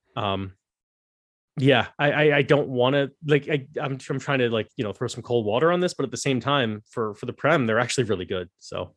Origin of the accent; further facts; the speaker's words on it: United States; as an American